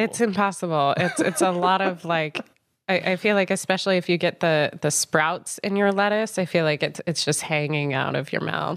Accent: Boulder, Colorado, United States; moved away as an adult; now in Chicago, United States; I'm originally from Boulder, Colorado, uh, which I'm pretty proud of. So I'm a mountain, mountain girl

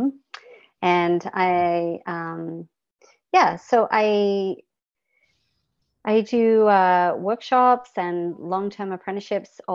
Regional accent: Australia; I was born and raised in Australia

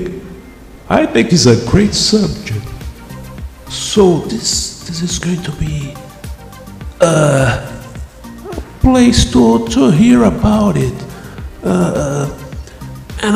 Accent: Brazil; English is a second language; I know I have a crazy accent. I'm an author from Brazil

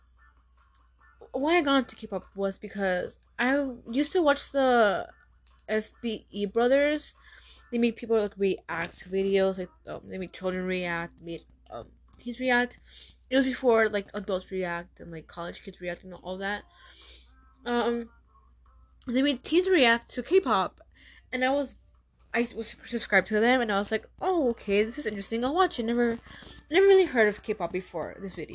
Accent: Tucson, Arizona, United States; I am from Tucson, Arizona

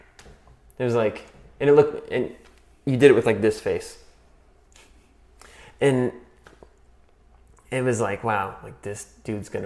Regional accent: Cary, North Carolina, United States; I grew up in Cary, North Carolina

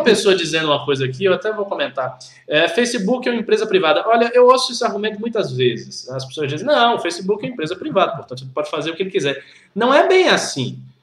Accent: Bahia, Brazil; moved away as an adult; now in São Paulo, Brazil; eu que sou, baiano e vim, vim para cá há um ano e pouco

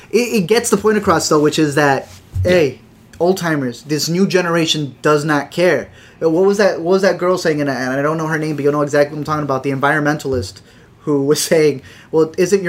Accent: Illinois, United States; you're from New York, we're from Illinois

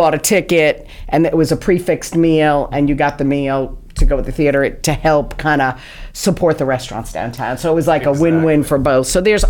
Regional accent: New York, United States; now in New Bern, United States; I'm from New York and grew up mm-hmm. going to theater all the time.

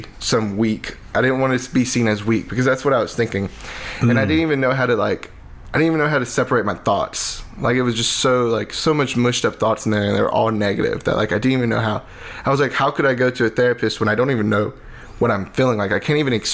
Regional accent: Lake Charles, Louisiana, United States; growing up in Lake Charles, was very involved with youth ministry

